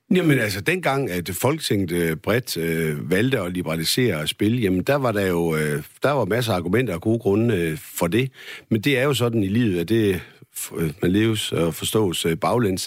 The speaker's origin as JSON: {"language": "Danish", "area": "West Jutland", "region": "Central Denmark Region", "country": "Denmark", "said": "nu er jeg jo selv som vestjyde"}